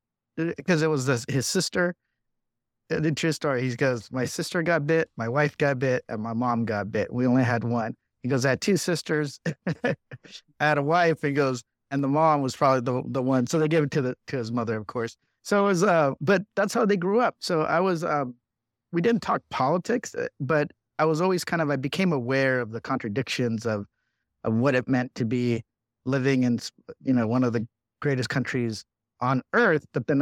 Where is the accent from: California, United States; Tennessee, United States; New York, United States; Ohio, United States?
California, United States; Riverside; I was the youngest of six of immigrant parents. I grew up in Riverside, California, but my brother and I were born here. Four of my siblings were born in Mexico.